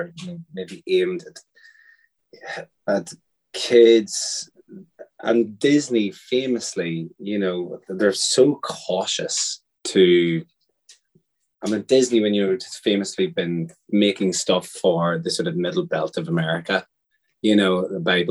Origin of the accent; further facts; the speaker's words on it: Ireland; growing up in Catholic Ireland